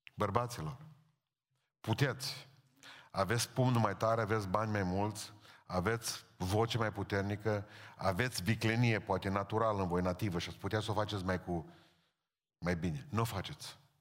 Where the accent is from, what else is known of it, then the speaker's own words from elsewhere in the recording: Romania; suntem români